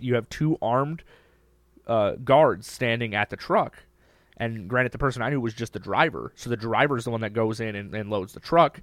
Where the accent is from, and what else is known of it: Minnesota, United States